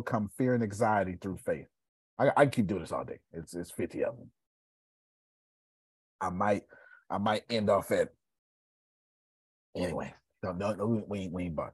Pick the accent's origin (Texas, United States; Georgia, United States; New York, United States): Texas, United States; we're Texan